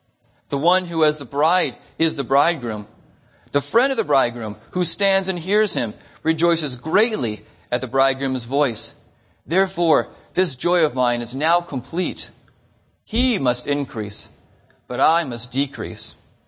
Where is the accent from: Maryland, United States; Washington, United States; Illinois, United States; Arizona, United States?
Arizona, United States; Phoenix; So we're from Phoenix, and it only took us 2 hours to get here.